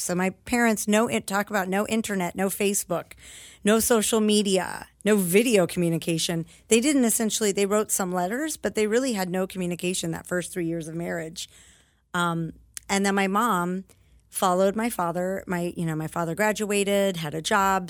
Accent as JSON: {"language": "English", "country": "United States", "tie": "born or raised there", "said": "having been born here, I actually have really intense ties to my patriotism as an American"}